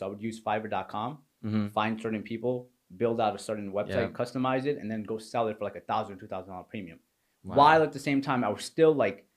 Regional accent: New York, United States; moved away as an adult; also born or lived in Pakistan; now in Florida, United States; So I was raised in New York. I was born in Pakistan

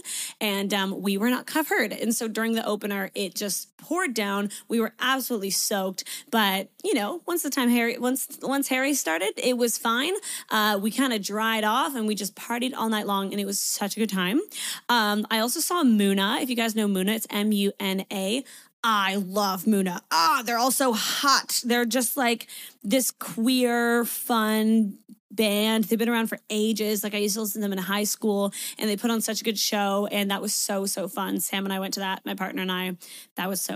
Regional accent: Canada; moved away as an adult; now in Sydney, Australia; I'm a Canadian, but I'm currently living in Sydney, Australia. I've been here for 4 years

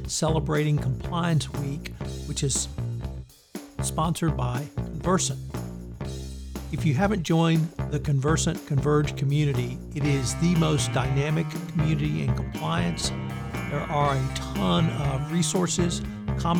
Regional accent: Houston, Texas, United States; my hometown of Houston, Texas

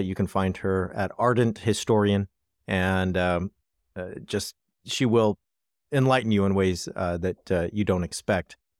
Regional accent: United States; as an American

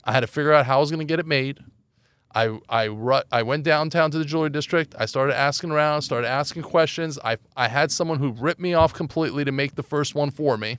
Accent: Los Angeles, California, United States; also born or lived in Iran; I grew up in Los Angeles

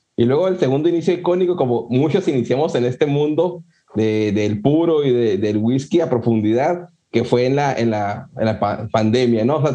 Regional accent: Ciudad Juárez, Chihuahua, Mexico; yo soy de Ciudad Juárez

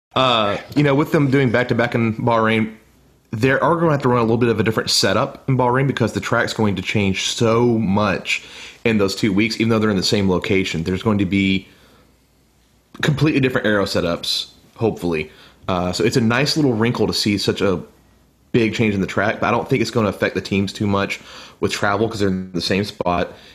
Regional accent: United States; me being an American

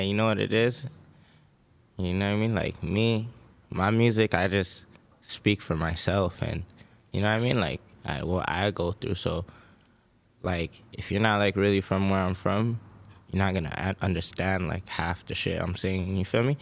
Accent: Toronto, Ontario, Canada; moved away as an adult; now in Los Angeles, United States; I come from Toronto, Canada

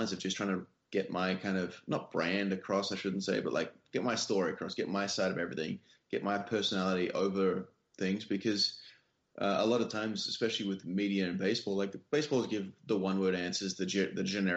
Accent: Western Australia, Australia; now in United States; my home state of Western Australia

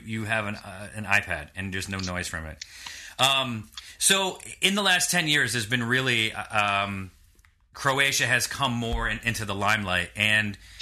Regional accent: New York, United States; I was born in New York

